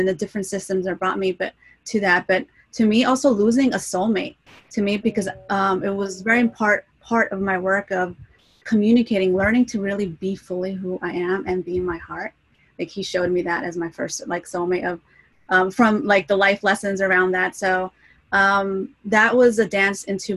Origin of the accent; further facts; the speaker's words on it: New Jersey, United States; I'm from the East Coast, New Jersey, Argentinian background